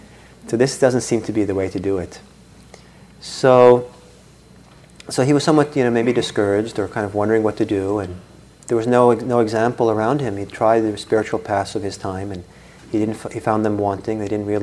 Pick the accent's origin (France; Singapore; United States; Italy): Italy; I grew up partly in Italy, and when I was about 10 or so, and I used to take the public bus to school and back every day